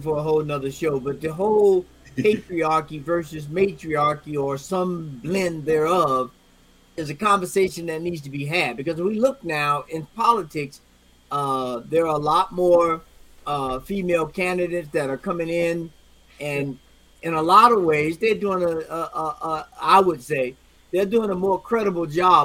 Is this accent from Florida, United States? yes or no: yes; Florida, United States; I grew up in Florida, about 34 miles from the Georgia line